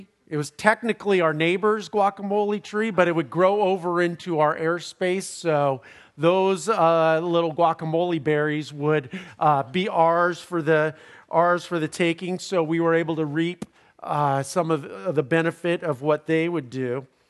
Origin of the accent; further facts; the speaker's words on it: California, United States; Where I grew up in Southern California, in my parents' home.